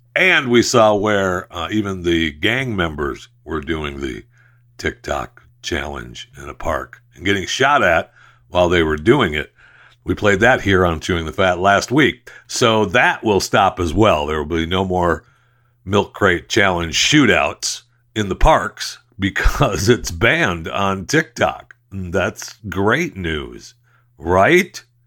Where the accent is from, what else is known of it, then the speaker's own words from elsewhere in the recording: Saginaw, Michigan, United States; Saginaw, Michigan, uh, my hometown where I was, uh, born and raised